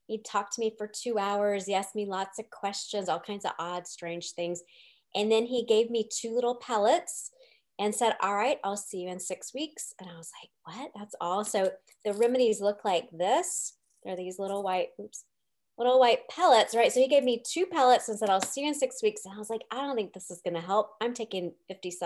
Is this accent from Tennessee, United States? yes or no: yes; Nashville, Tennessee, United States; moved away as an adult; also born or lived in San Francisco; I moved back to Nashville a few years ago. I grew up in Nashville and then I lived in San Francisco for a long time